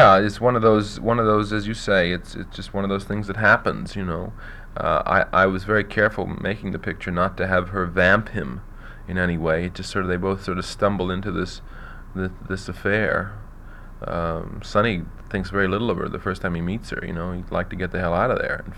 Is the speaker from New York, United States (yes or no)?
yes; New York, United States; Not having actually grown up in a small town, I grew up in New York